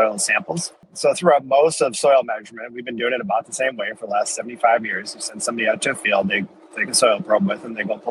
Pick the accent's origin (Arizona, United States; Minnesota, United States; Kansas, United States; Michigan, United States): Minnesota, United States; I'm originally from Minnesota